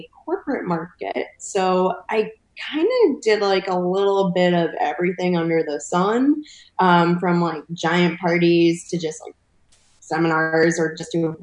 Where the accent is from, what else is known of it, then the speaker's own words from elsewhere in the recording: East Coast, United States; moved away as an adult; also born or lived in Cuba (paternal family); now in California, United States; I'm actually originally from the East Coast. So I moved to California about 5 years